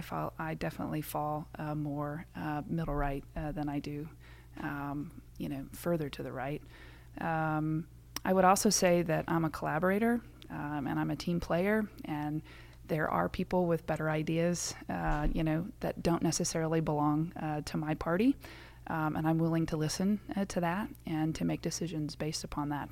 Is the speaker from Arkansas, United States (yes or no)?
no; Syracuse, Indiana, United States; moved away as an adult; now in Findlay, United States; I'm originally from Syracuse, Indiana